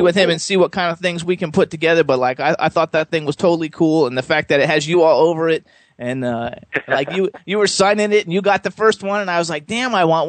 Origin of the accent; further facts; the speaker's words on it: Florida, United States; I'm from Florida